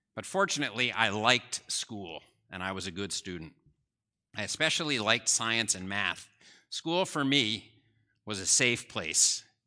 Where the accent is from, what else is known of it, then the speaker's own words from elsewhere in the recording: New Jersey, United States; I grew up in New Jersey